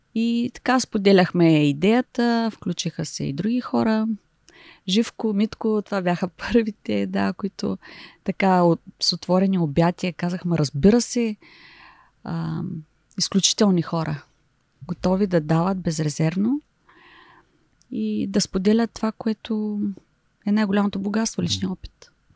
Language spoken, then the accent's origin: Bulgarian; Silistra, Silistra Province, Bulgaria; also born or lived in Shumen / England / Germany / United Arab Emirates; now in Varna, Bulgaria; аз съм от Силистра